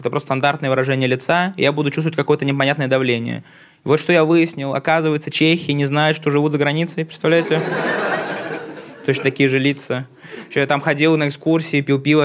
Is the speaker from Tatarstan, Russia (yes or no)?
yes; Tatarstan, Russia; Я родом с Татарстана сам